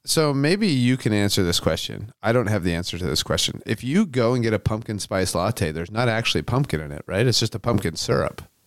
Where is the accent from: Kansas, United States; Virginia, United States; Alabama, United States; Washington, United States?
Washington, United States; Aberdeen; growing up in Aberdeen, Washington